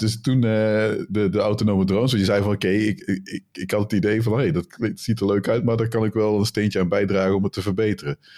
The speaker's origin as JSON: {"language": "Dutch", "region": "North Brabant", "country": "Netherlands", "said": "ik kom uit Brabant"}